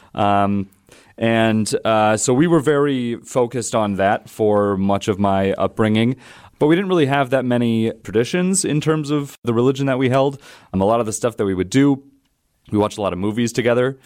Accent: Wausau, Wisconsin, United States; also born or lived in Appleton; I was born in Appleton, raised in Wausau, lived there until, um, around twenty-two years old

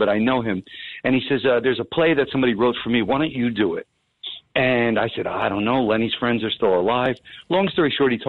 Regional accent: Woodbridge, New Jersey, United States; I'm from Woodbridge.

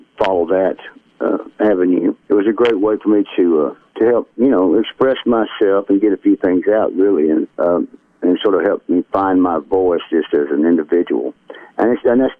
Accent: Wayne County and Hardin County, Tennessee, United States; also born or lived in Memphis, Tennessee; I was born and raised in Wayne County and Hardin County, just north of Muscle Shoals and not too far from, you know, Tupelo, Mississippi and up in there. But I was a Tennessee boy, country boy

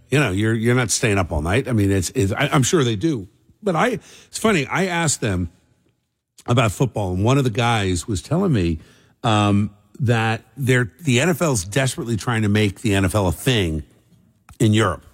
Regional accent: New Jersey, United States; I grew up in South Jersey.

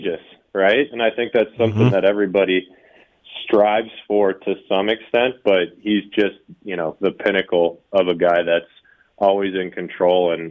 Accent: Ohio, United States; moved away; I grew up in Ohio

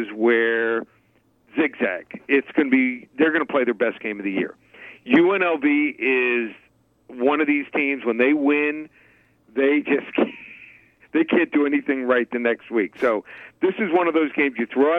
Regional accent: Miami, Florida, United States; moved away as an adult; also born or lived in Abilene, Texas; I'm from Florida

